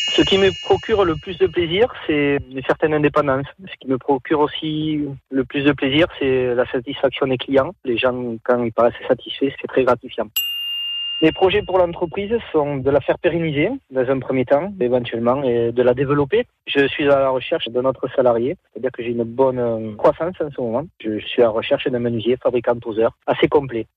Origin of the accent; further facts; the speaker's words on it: Nérac, Nouvelle-Aquitaine, France; now in Castelsarrazin, France; Je suis natif de Nérac, j'habite à castel sarazin maintenant, dans les Landes.